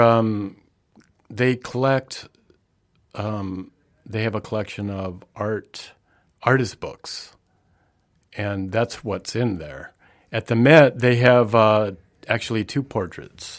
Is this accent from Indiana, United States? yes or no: yes; the Midwest, Indiana, United States; I grew up in the Midwest